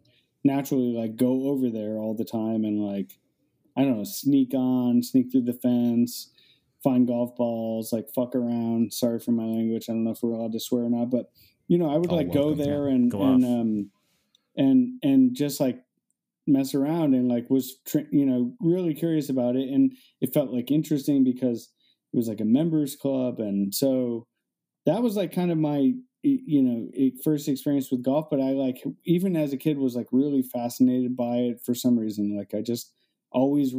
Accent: Cleveland, Ohio, United States; I grew up next to a golf course and I grew up in Cleveland, Ohio on the east side in a suburb

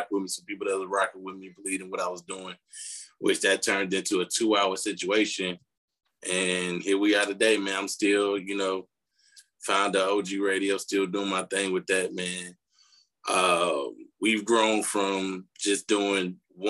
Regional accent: Chicago, Illinois, United States; I'm from Chicago

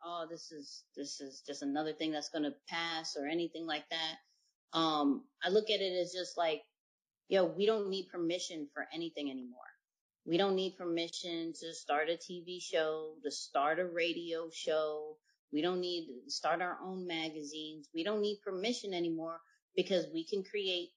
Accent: New York, United States; now in Virginia, United States; I'm from New York. I live in Virginia

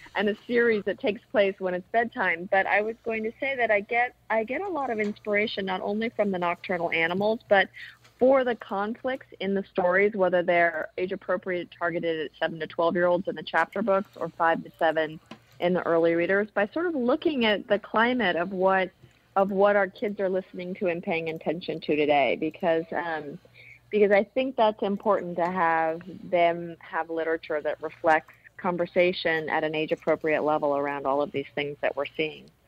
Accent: Berkeley, California, United States; also born or lived in Maine; now in New York, United States; I'm originally from Berkeley, California

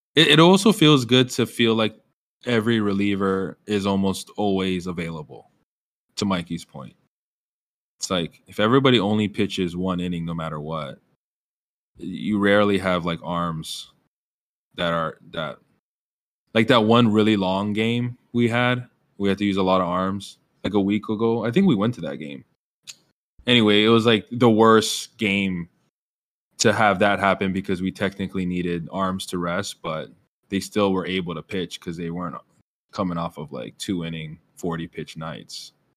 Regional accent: Hawaii, United States; now in Seattle, United States; I'm from Hawaii.

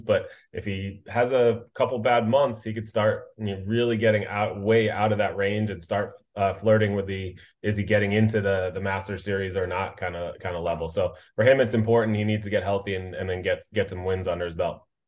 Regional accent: United States; as an American

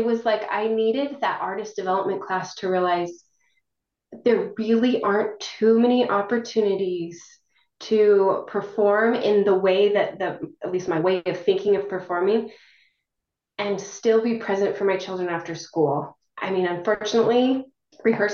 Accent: northern Wyoming, United States; moved away as an adult; also born or lived in Arizona; now in Utah, United States; I'm originally from Wyoming, northern Wyoming. I came down to Utah for school

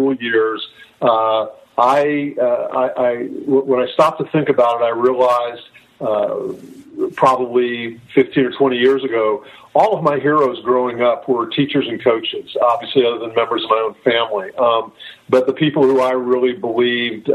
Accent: Northern California, United States; also born or lived in San Diego; I grew up in Northern California, went to public schools

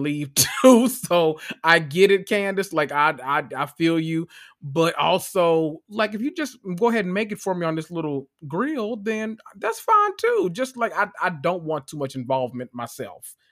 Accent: Memphis, Tennessee, United States; I am from Memphis, Tennessee

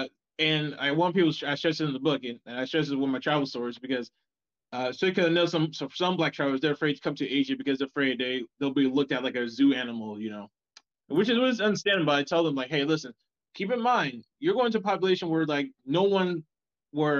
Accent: South Carolina, United States; moved away as an adult; now in South Korea; I live in South Carolina

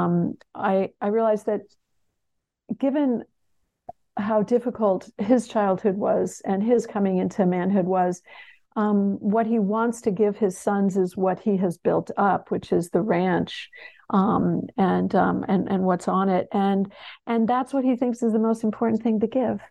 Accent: Connecticut, United States; also born or lived in Texas; I grew up in Connecticut, I grew up in New England

